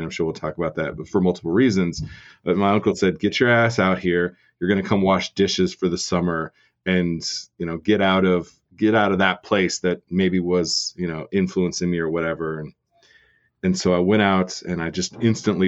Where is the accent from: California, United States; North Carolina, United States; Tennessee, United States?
California, United States; Vista; moved away as an adult; also born or lived in Ames, Iowa; now in Denver, United States; growing up in Southern California